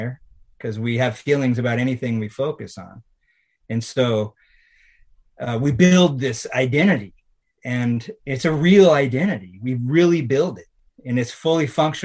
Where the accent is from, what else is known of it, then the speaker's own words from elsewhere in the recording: Washington, United States; it was in my hometown